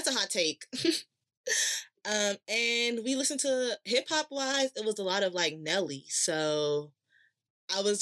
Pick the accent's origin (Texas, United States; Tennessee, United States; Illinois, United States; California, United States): Illinois, United States; Chicago; straight out of Chicago, South Side, city, no suburbs